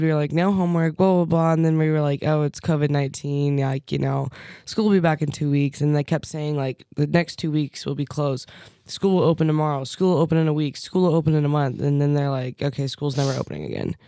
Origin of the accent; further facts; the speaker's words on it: Fairview Heights, Illinois, United States; moved away; my hometown, Fairview Heights, Illinois